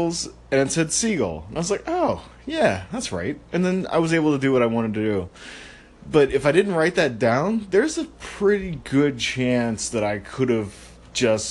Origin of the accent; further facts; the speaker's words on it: Maryland, United States; I'm from Maryland